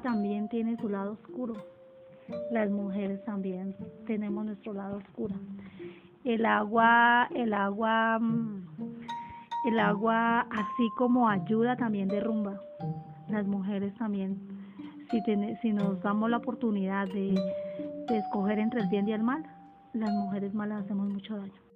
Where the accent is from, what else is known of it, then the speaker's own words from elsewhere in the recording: Belén, Boyacá, Colombia; soy natal de Boyacá, exactamente de Belén, Boyacá, un pueblito de esa zona